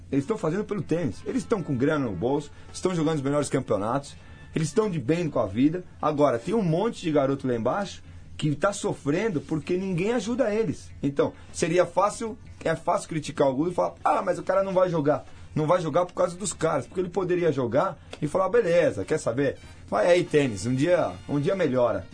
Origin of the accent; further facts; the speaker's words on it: Argentina; now in Brazil; eu sou um brasileiro que nasci na Argentina, educado por família argentina